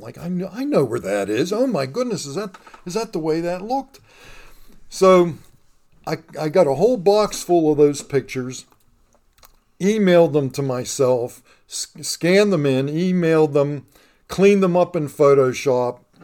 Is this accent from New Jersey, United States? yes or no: no; Pittsburgh, Pennsylvania, United States; I'm a lifelong resident of Pittsburgh. I grew up in the Elliott neighborhood of Pittsburgh